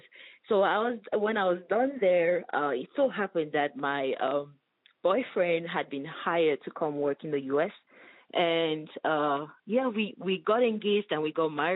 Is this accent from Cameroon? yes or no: yes; Bamenda, Northwest Region, Cameroon; moved away as an adult; also born or lived in Kumbo, Cameroon / Germany; now in West Michigan, United States; So that's where I come from. But I grew up in Bamenda, which is the capital of the northwest region